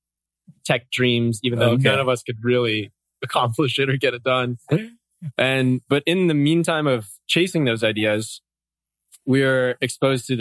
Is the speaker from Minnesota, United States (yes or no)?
no; Oahu, Hawaii, United States; also born or lived in Santa Cruz, California; So I grew up here on Oahu, grew up surfing majority of my life